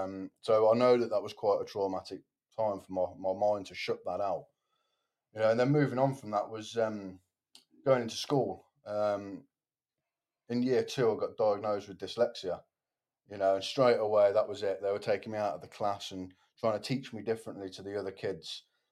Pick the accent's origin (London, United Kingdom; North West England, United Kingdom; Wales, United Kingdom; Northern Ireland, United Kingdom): Wales, United Kingdom; Cardiff; In Tyler.